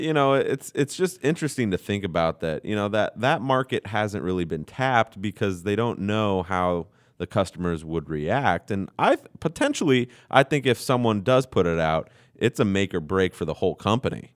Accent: United States; I'm an American

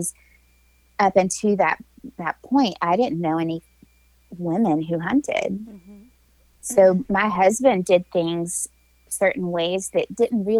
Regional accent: Tennessee, United States; also born or lived in Alabama; I hail from the Southeast. I'm a Tennessee girl that spent a little bit of time in my young adult life in Alabama.

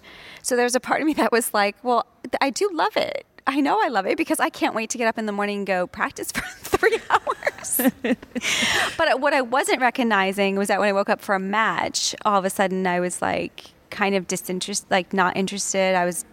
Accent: New England, United States; growing up in New England in the northeastern part of the States

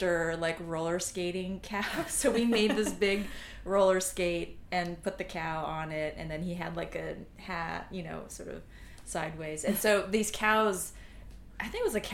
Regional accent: California, United States; moved away as an adult; now in New York, United States; So I'm from California, so I went to UC Berkeley for psychology

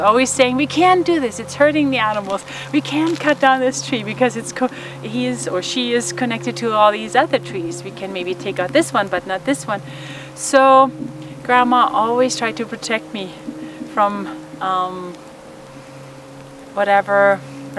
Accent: Germany; moved away as an adult; now in United States; as a child in Germany, growing up in Germany, post-World War II

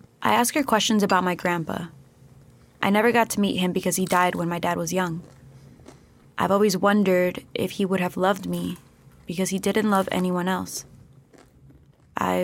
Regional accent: United States; now in Mexico; De los Estados Unidos, the United States

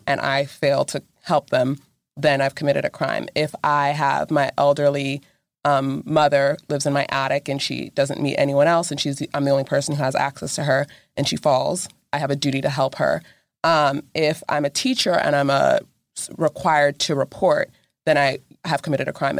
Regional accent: Texas, United States; moved away; I actually grew up, like, forty-five minutes away from this area

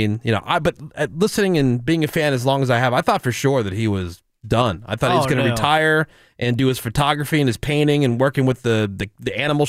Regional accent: Plainsboro, New Jersey, United States; Growing up in Plainsboro, New Jersey.

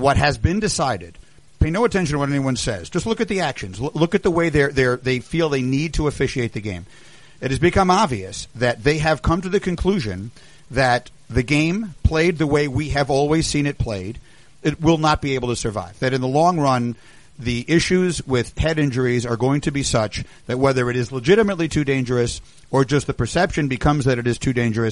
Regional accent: New York, United States; when I was a kid, I grew up in New York

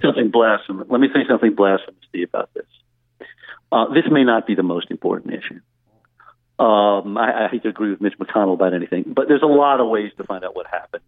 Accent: Louisiana, United States; now in New York City, United States; I'm speaking to you uh, from, from Louisiana, my, my home my home state

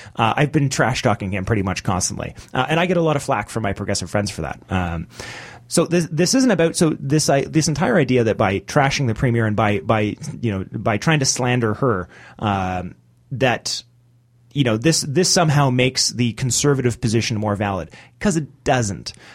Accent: Canada; me as a Canadian

